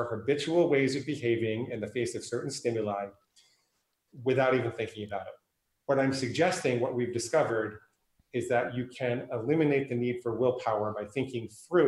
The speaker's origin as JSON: {"language": "English", "region": "New York", "country": "United States", "tie": "born or raised there", "also_born_or_lived": "New Hampshire", "moved": "yes", "lives_now": "Portland, United States", "said": "I live in Portland, Oregon. I grew up in New York and I spent 14 years in New Hampshire"}